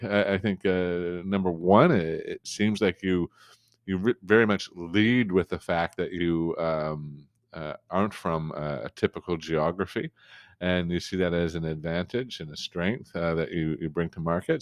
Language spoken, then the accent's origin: English; New Brunswick, Canada; I'm from a part of Canada that almost nobody knows about, including Canadians.